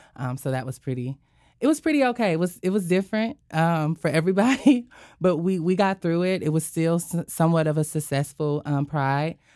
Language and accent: English; Sandy, Utah, United States; moved away as an adult; now in Pacific Northwest, United States; I'm from Sandy City, Utah